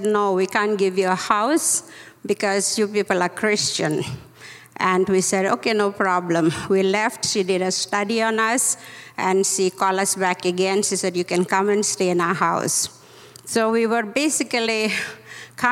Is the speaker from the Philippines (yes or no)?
no; Indonesia; moved away; also born or lived in Mumbai, India / United States; I was born in Indonesia, as I told you, and I came to Mumbai, studied in Mumbai, and I came to US for 3 years